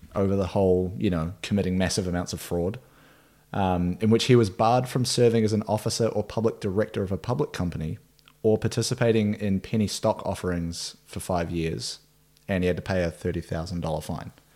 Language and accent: English; Nelson, New Zealand; my hometown, Nelson, New Zealand